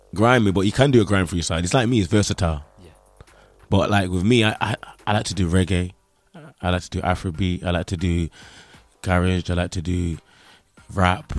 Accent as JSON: {"language": "English", "town": "Nottingham", "region": "East Midlands", "country": "United Kingdom", "accent": "Nottingham", "said": "I'm from Nottingham, the home of Robin Hood"}